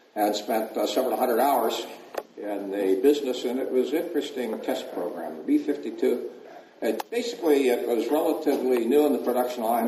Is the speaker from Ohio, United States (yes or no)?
yes; Toledo, Ohio, United States; I grew up in Toledo, Ohio